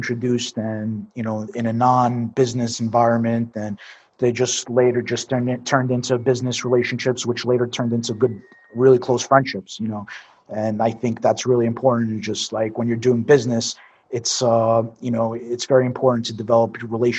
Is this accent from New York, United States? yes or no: yes; New York City, New York, United States; moved away; I'm from Brooklyn. So born and raised in Brooklyn, New York. Grew up basically around the Coney Island area.